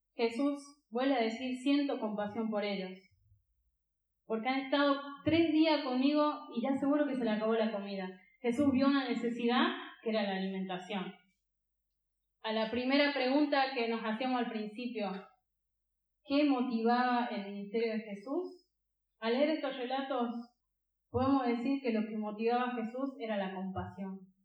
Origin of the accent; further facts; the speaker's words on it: Catamarca, Argentina; Yo soy de Catamarca.